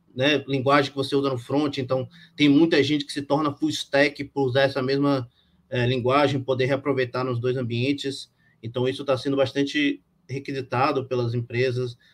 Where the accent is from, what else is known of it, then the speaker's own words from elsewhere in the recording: Bahia, Brazil; also born or lived in Rio de Janeiro; nasci no Rio, mas fui criado na Bahia